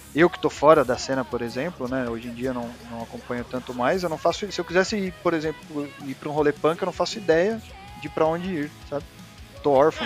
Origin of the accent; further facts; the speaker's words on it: Osasco, São Paulo, Brazil; eu sou aqui da Zona Oeste, né, de Osasco